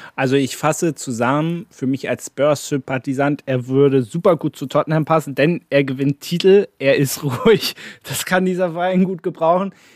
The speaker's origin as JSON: {"language": "German", "region": "Berlin", "country": "Germany", "tie": "born or raised there", "said": "als gebürtiger Berliner"}